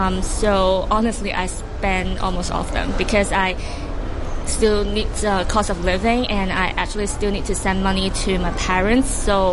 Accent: Anhui, China; now in Hong Kong; I came from Anhui in China, and actually my parents still live there. Because I study in Hong Kong, so I live in Hong Kong with my relatives now.

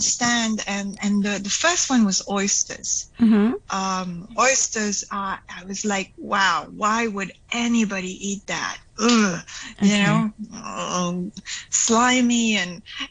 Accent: Belgium; I'm from Belgium

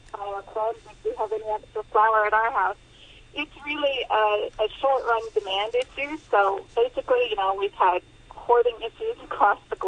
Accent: United States; now in Hong Kong; I'm obviously from there originally. You can tell by my accent

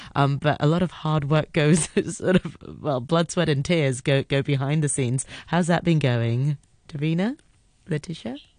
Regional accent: Hong Kong; growing up in Hong Kong

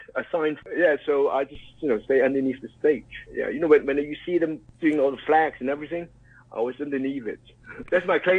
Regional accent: Hong Kong; was a policeman in Hong Kong from 1985 to 1997. I'm born and bred in Hong Kong

